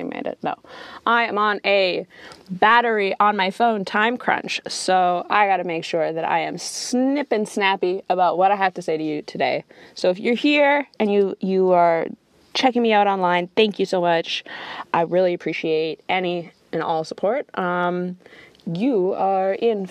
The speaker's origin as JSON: {"language": "English", "country": "Canada", "said": "I'm coming from Canada"}